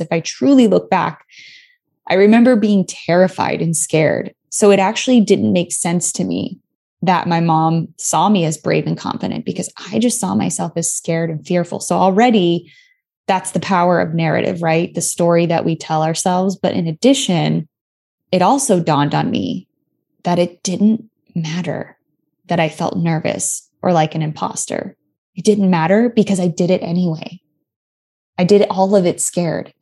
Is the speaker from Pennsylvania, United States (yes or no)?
no; Tucson, Arizona, United States; moved away; also born or lived in Los Angeles; I grew up in Tucson